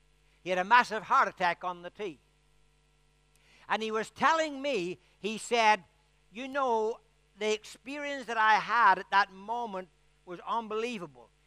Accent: Ireland; I'm Irish

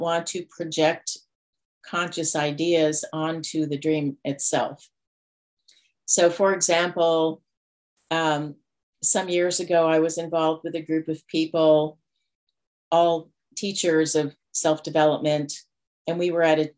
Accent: New York, United States; moved away; also born or lived in Denver, Colorado / Colorado; I was born in Denver, but didn't grow up there. My family moved when I was 2 to New York. So that's where I grew up.

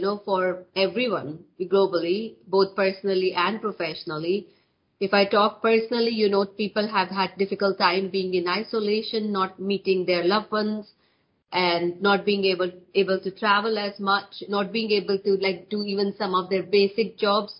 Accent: India; moved away as an adult; also born or lived in west of Scotland; now in United Kingdom; I'm born and brought up in India, so I did my education in India as well.

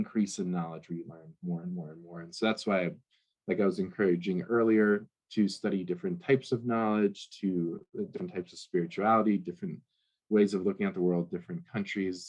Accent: United States; being an American

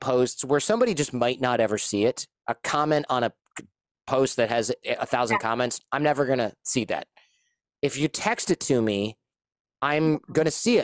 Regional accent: United States; as an American

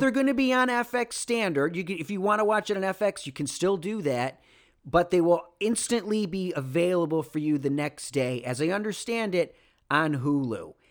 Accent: Rochester, New York, United States; moved away; also born or lived in California; my hometown of Rochester, New York

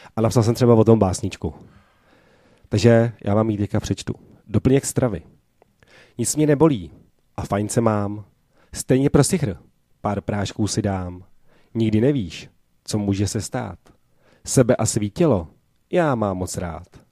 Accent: Prague, Czechia; jsem původně tady z Prahy, z Barandova

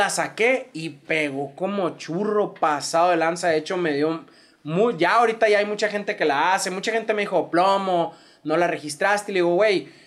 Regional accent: Hermosillo, Sonora, Mexico; yo la neta, siendo hermosillense, sonorense, no soy de escuchar tanto corridos.

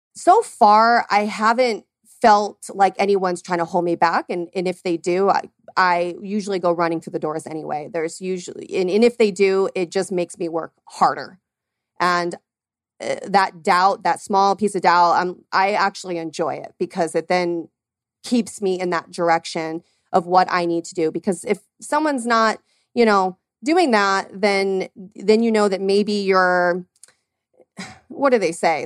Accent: Arizona, United States; born and raised here in Arizona

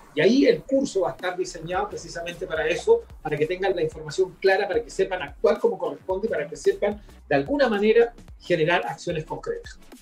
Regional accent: Chile; nosotros somos chilenos

